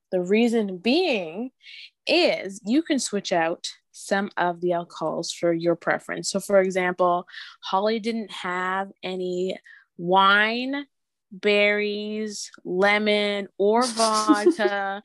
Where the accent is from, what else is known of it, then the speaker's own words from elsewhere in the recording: Ontario, Canada; I am from Ontario, Canada as well.